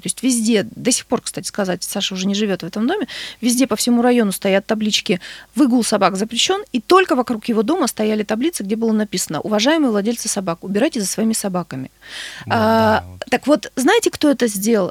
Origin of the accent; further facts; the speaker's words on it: Novouralsk, Sverdlovsk Oblast, Russia; я сама из Новоуральска